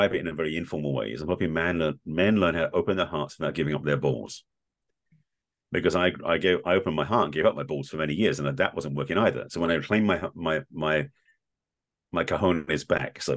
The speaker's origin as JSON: {"language": "English", "region": "England", "country": "United Kingdom", "tie": "born or raised there", "said": "growing up in England in a very reserved, stoic Jewish family"}